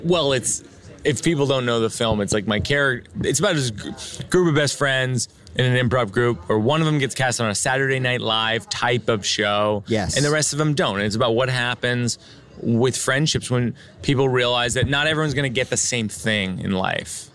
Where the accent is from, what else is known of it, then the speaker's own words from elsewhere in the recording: Massachusetts, United States; I grew up in Massachusetts in a suburb